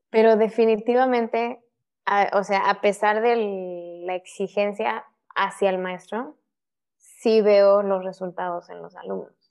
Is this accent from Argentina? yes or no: no; Querétaro, Mexico; moved away as an adult; also born or lived in Mexico City; now in Monterrey, Mexico; Nací en la Ciudad de México, me fui a vivir a, Querétaro cuando yo tenía dos años y ya ahí estuve hasta que me casé